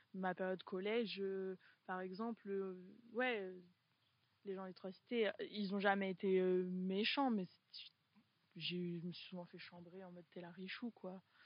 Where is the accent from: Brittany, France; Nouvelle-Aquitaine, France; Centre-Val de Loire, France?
Nouvelle-Aquitaine, France; Poitiers; moved away as an adult; je, suis née à Poitiers, donc j'ai grandi aux trois cités.